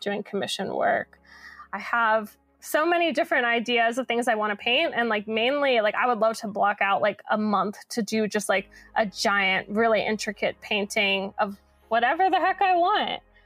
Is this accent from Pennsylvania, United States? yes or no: yes; Philadelphia, Pennsylvania, United States; I grew up in Center City, Philadelphia